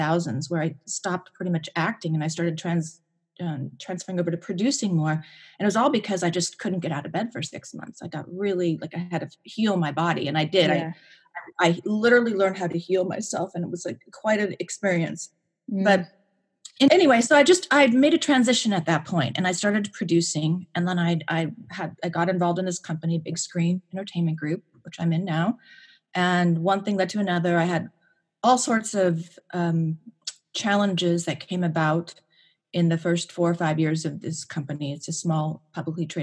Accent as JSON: {"language": "English", "region": "Pacific Northwest", "country": "United States", "tie": "born or raised there", "also_born_or_lived": "Washington State / Idaho / Montana", "moved": "yes", "said": "I grew up in the Northwest, the Pacific Northwest, and I lived in a couple different states. I lived in Washington State, Idaho, and Montana."}